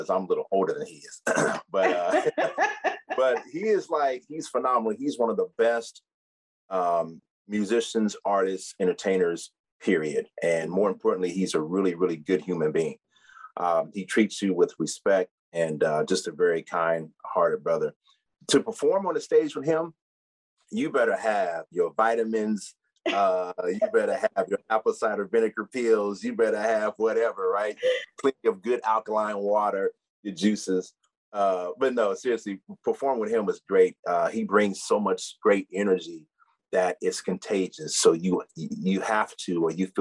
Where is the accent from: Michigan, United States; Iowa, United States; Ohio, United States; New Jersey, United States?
Ohio, United States; I'm from Ohio.